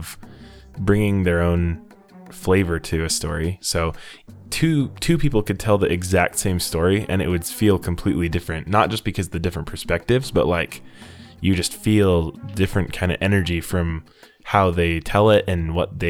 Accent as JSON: {"language": "English", "region": "Utah", "country": "United States", "said": "I'm from Utah, full of Mormons"}